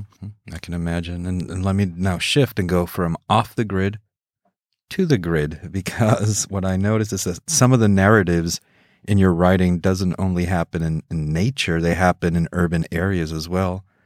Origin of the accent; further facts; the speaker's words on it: Mexico; I grew up in Mexico